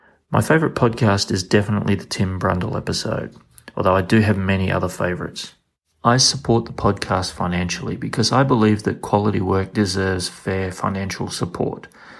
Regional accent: Queensland, Australia; I'm from Queensland and I'm a proud member of the Best of Belfast Producers Club.

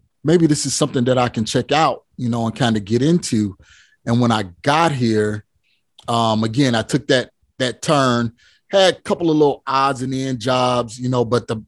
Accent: Chicago, Illinois, United States; moved away as an adult; now in Phoenix, United States; I hail from Chicago, Illinois

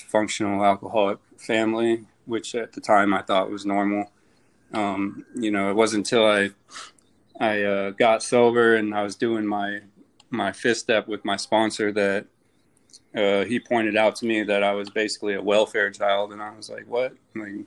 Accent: Phoenix, Arizona, United States; moved away as an adult; now in Jacksonville, United States; I'm from Phoenix, Arizona.

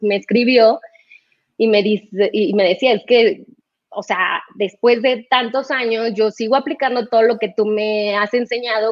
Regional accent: Mexico City, Mexico; also born or lived in Guadalajara; regresarme a México, nosotros somos del DF, los dos

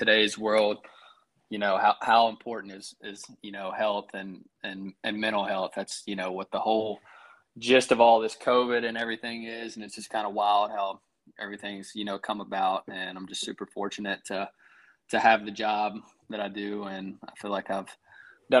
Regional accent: Greensboro, North Carolina, United States; now in Raleigh, United States; we're from Greensboro

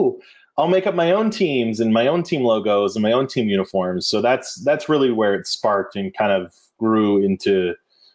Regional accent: near Stanford University, California, United States; I grew up near Stanford University

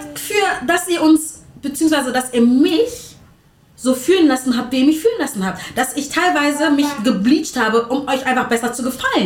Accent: Berlin, Germany; wir sind Berliner

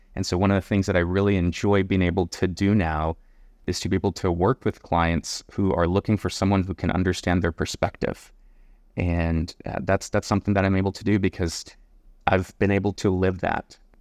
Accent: Palmview, Texas, United States; moved away as an adult; also born or lived in McAllen, Texas / Mission, Texas / Edinburg, Texas / La Joya, Texas; now in San Antonio, United States; I was born in McAllen. I was raised in Palm View

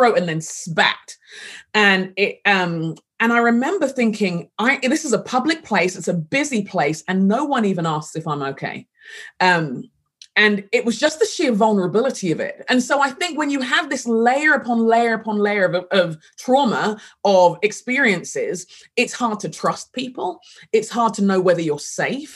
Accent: London, United Kingdom; moved away as an adult; also born or lived in Sheffield; I grew up in London and grew up in England

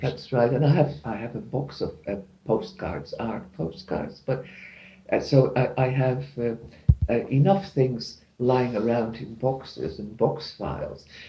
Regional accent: Netherlands; moved away; I'm from the Netherlands

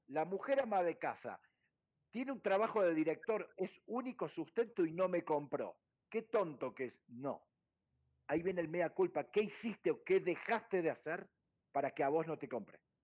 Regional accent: Córdoba, Argentina; moved away as an adult; Yo nací en una ciudad llamada Córdoba, que para el que no conoce está en el centro geográfico de Argentina

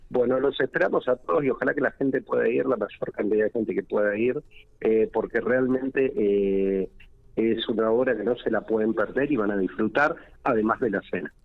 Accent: Santa Rosa, La Pampa, Argentina; somos de Santa Rosa

